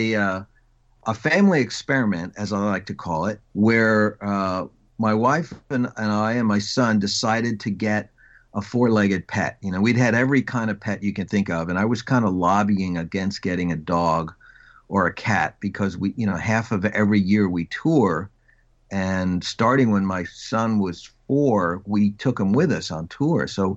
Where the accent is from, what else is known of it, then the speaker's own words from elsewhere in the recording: Long Island, New York, United States; Well, I am from Long Island, and, you know, for most parts of the country, it's another planet.